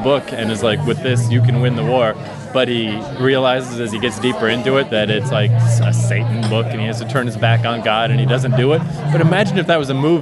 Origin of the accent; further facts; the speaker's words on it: Fredericton, New Brunswick, Canada; also born or lived in Vancouver / New York; now in Toronto, Canada; in our hometown